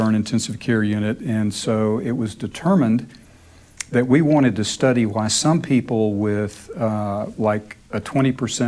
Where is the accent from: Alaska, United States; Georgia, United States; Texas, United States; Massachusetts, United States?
Texas, United States; Dallas-Fort Worth area; moved away as an adult; now in Memphis, United States; I grew up in Texas, in the Dallas-Fort Worth area